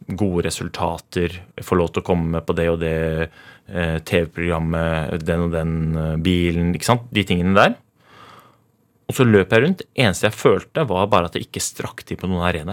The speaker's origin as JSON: {"language": "Norwegian", "region": "Oslo", "country": "Norway", "tie": "born or raised there", "said": "jeg vokste opp i Groruddalen"}